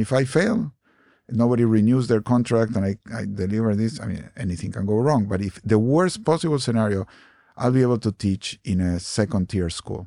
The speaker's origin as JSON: {"language": "English", "country": "Argentina", "tie": "born or raised there", "moved": "yes", "said": "I grew up in Argentina. I was born in Argentina"}